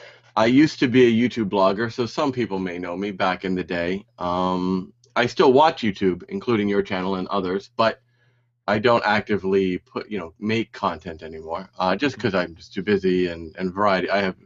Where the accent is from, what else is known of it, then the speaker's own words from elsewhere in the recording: Hawaii, United States; now in Osaka, Japan; I live in Osaka, Japan, and I'm from the United States, from all over, but basically Hawaii.